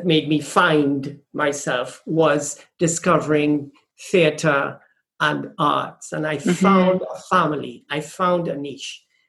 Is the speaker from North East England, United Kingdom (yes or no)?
no; London, United Kingdom; also born or lived in Trinidad and Tobago; I grew up in London, and then we moved back to the Caribbean. And then I moved to London for a short while, and then went to Austria.